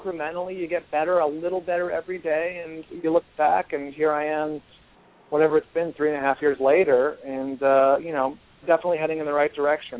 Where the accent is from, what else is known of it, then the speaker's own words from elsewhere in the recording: San Francisco Bay Area, California, United States; now in Los Angeles, United States; I'm from the Bay Area, the San Francisco Bay Area